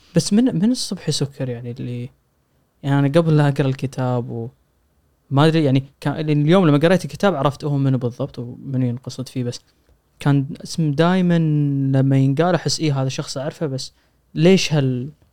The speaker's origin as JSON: {"language": "Arabic", "country": "Kuwait", "said": "عندنا بالكويت"}